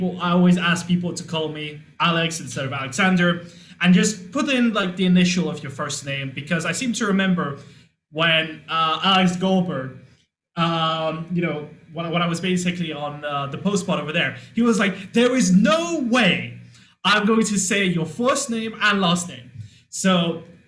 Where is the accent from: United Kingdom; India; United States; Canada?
United Kingdom; London; I was born in London. I lived at the time probably like 10, 15 minutes from the stadium